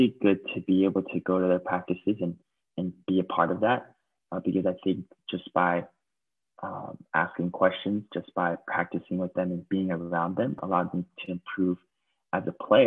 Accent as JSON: {"language": "English", "country": "United States", "tie": "born or raised there", "moved": "as an adult", "lives_now": "Taiwan", "said": "growing up in the States"}